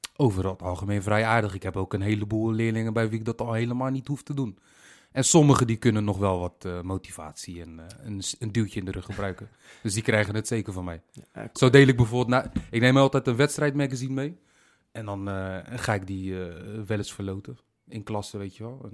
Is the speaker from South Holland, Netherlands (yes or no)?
yes; Rotterdam, South Holland, Netherlands; accent: Rotterdam; Rotterdam, de plek waar ik ben geboren en getogen